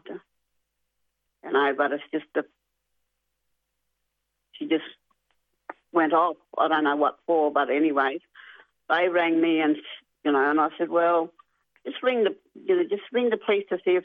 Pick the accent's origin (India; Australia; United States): Australia; Carnarvon, Western Australia; I'm originally from Carnarvon, but my family's around the Midwest Gascoyne